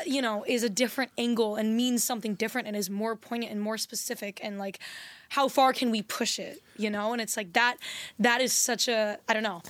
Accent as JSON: {"language": "English", "country": "U.S. Virgin Islands", "tie": "born or raised there", "also_born_or_lived": "San Diego", "moved": "yes", "said": "I was born in San Diego, and then I actually grew up in the Virgin Islands."}